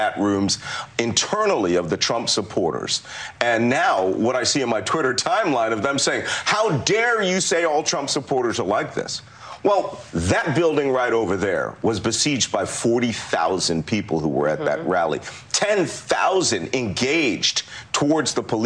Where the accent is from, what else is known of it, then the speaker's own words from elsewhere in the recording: Philadelphia, Pennsylvania, United States; I'm a Philadelphian